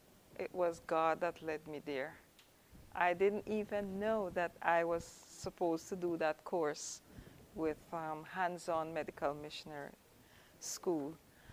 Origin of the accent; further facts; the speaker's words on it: Jamaica; I'm from Jamaica. I came to the school in 2006